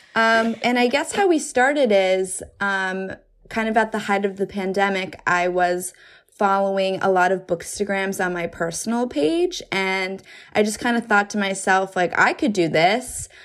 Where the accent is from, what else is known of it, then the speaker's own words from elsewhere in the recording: New Jersey, United States; now in New York City, United States; I'm originally from New Jersey, but I live in New York City